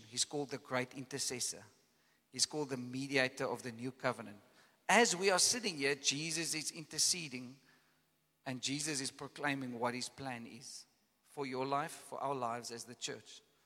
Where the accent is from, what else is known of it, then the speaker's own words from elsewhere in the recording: Caledon, Western Cape, South Africa; I come from Caledon, you know, and there's this big valley that, that, that the farm that I grew up